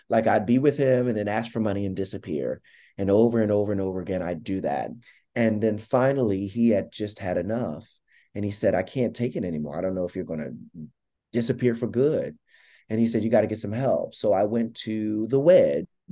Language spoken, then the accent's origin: English; Philadelphia, Pennsylvania, United States; moved away as an adult; also born or lived in New York City; I'm from South Philadelphia, and you know, little black gay kid from the projects.